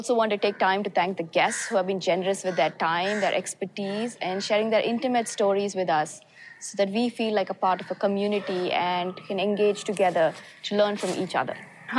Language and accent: English; Chennai, Tamil Nadu, India; I am so excited to be back in my hometown of Chennai in India.